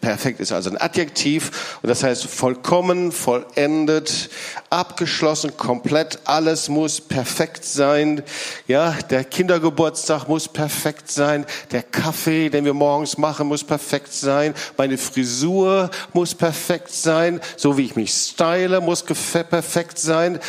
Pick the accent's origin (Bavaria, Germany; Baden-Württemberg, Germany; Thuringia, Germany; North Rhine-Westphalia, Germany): North Rhine-Westphalia, Germany; Lüdenscheid; moved away; ich komme aus Lüdenscheid, Altna ist direkt die nächste Stadt